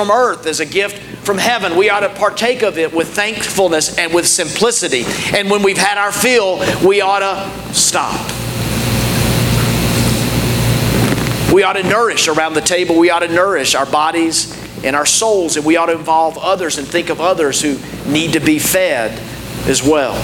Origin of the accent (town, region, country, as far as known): United States